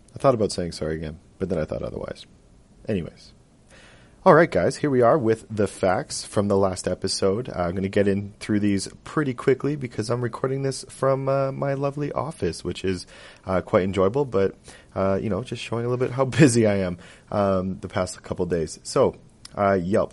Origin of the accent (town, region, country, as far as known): Edmonton, Alberta, Canada; born or raised there